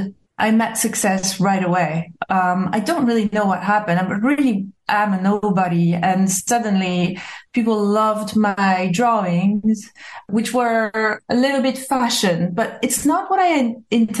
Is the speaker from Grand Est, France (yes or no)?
no; Corsica, France; English is a second language; moved away as an adult; also born or lived in New York / Los Angeles; now in London, United Kingdom; I was born in Corsica